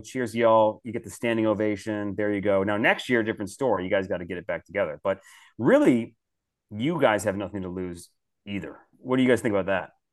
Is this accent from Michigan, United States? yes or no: yes; Detroit, Michigan, United States; I grew up in Detroit, so I'm born and raised a Detroit Red